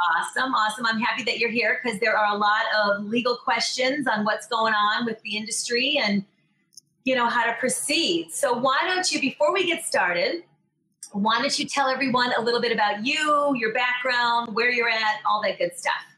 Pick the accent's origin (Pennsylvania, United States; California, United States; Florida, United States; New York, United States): New York, United States; I'm a New Yorker